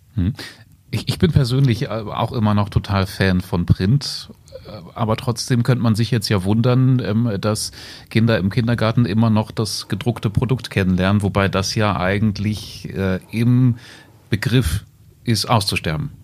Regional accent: Salzgitter, Lower Saxony, Germany; die Salzgitter Zeitung in meiner Heimat

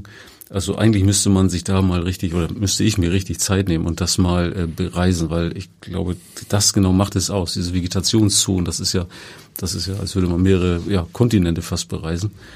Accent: Kiel, Schleswig-Holstein, Germany; Ich komme ja selber auch aus Kiel

